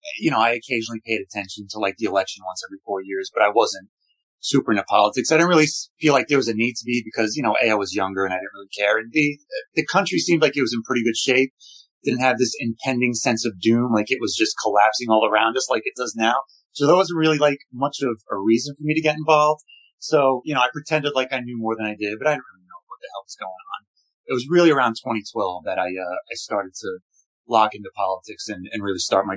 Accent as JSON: {"language": "English", "town": "Brooklyn", "region": "New York", "country": "United States", "tie": "born or raised there", "lives_now": "Westchester, United States", "said": "I'm a father, born and raised in Brooklyn, currently live in Westchester."}